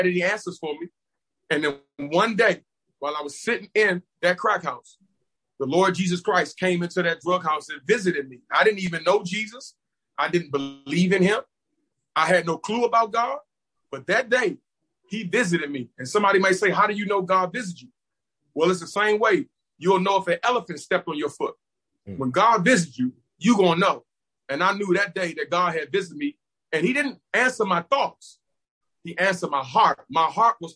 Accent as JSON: {"language": "English", "town": "Washington", "region": "District of Columbia", "country": "United States", "tie": "born or raised there", "said": "I'm originally from Washington, D.C., I grew up right in Northeast Lincoln Heights, Washington, D.C."}